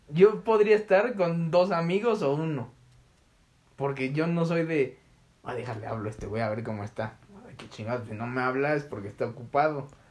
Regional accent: Mexico

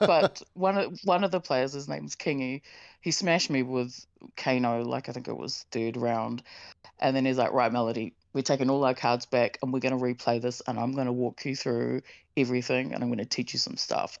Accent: Tauranga, Bay of Plenty, New Zealand; moved away; my hometown Tauranga

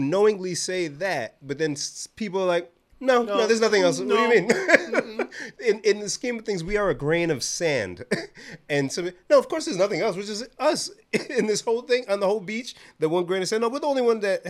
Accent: Nigeria; You know, Nigerians, we're very learned people, Darren.

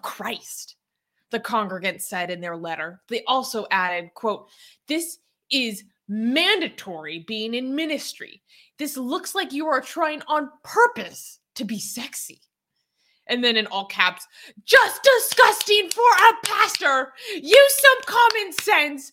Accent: United States; As an American

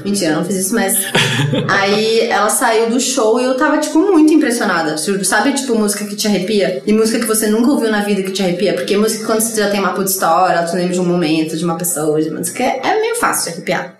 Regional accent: São Paulo, Brazil; Pinheiros, eu sou tipo ultra bairrista. Eu nasci e morei no mesmo bairro a vida inteira

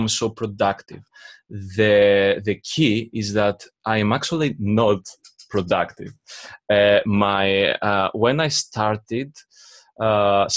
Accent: Greece; English is a second language; I'm from Greece

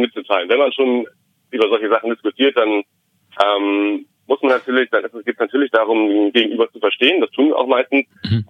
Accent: Germany; wir aus Deutschland

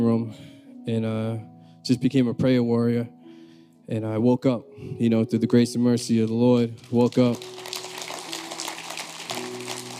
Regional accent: Peabody, Massachusetts, United States; I'm from the North Shore. I'm from Peabody. And so growing up, you know, I just had my mother

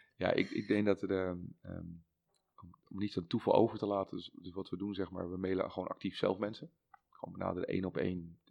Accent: Netherlands; als Hollanders

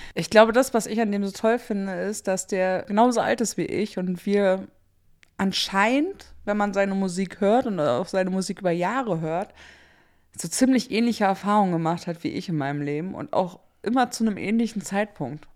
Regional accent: Germany; als Deutsche

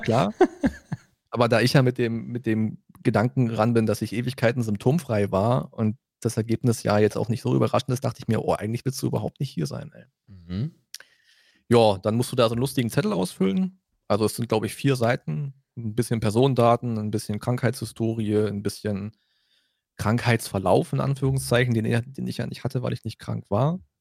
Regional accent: Brandenburg, Germany; Bei uns in Brandenburg

